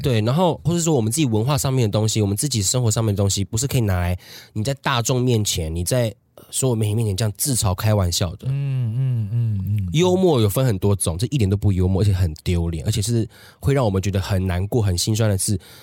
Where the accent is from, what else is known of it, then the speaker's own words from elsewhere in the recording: Taiwan; 在我们台湾这，这边生活的